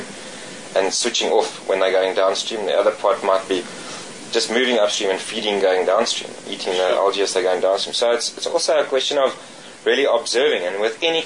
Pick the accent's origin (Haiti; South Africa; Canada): South Africa; also born or lived in Cape; growing up on the Vaal and really learning and on the small rivers in the Cape and the Vaal